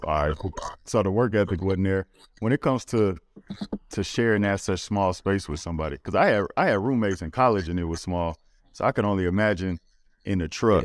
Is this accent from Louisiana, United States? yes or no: yes; Louisiana, United States; I'm from Louisiana